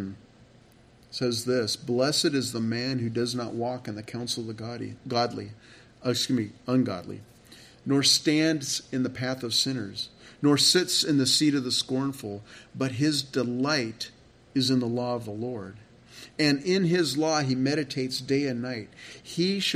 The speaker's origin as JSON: {"language": "English", "region": "California", "country": "United States", "tie": "born or raised there", "moved": "yes", "said": "I grew up in California"}